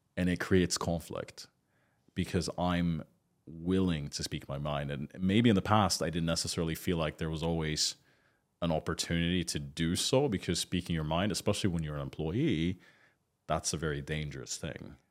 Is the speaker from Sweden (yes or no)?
yes; Sweden; moved away as an adult; also born or lived in United Kingdom; now in Dubai, United Arab Emirates; I grew up in Scandinavia and my dad's Swedish.